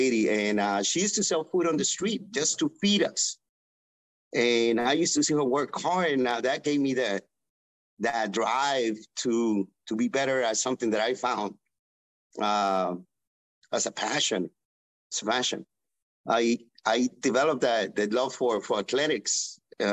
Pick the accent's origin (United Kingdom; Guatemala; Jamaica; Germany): Guatemala; moved away; my home country, which is Guatemala